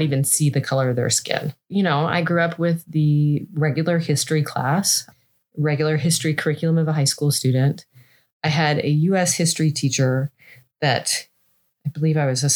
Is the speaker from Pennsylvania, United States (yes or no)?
no; Seattle, Washington, United States; I grew up in Seattle, which is a fairly white town